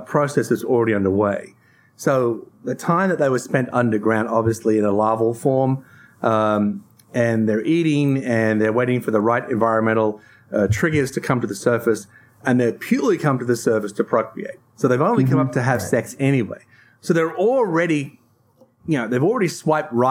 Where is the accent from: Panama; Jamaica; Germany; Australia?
Australia; Tasmania; I come from Tasmania